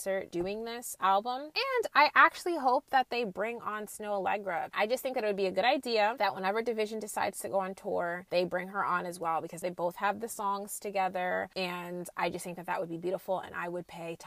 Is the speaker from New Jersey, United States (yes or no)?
yes; New Jersey, United States; also born or lived in Jamaica; I am Jamaican and I'm also from Jersey